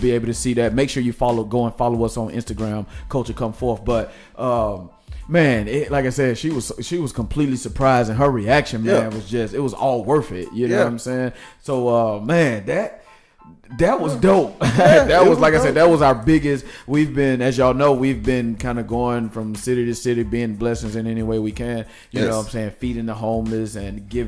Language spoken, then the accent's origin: English; Nashville, Tennessee, United States; moved away; We're going to my hometown